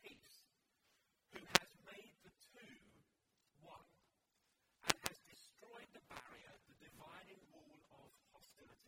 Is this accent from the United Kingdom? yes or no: yes; London, United Kingdom; I grew up in London